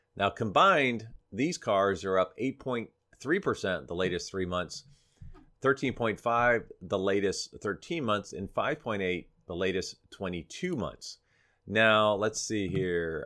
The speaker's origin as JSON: {"language": "English", "region": "Florida", "country": "United States", "tie": "born or raised there", "moved": "yes", "said": "spend down in Florida, my hometown"}